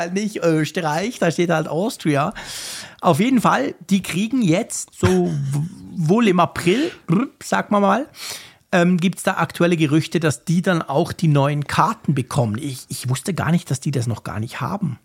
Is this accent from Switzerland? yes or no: yes; Switzerland; als Schweizer